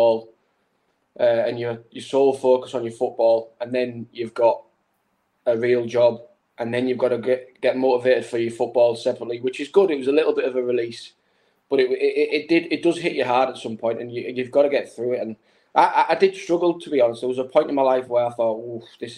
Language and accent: English; Stockton-on-Tees, North East England, United Kingdom; also born or lived in Iceland; it was my hometown club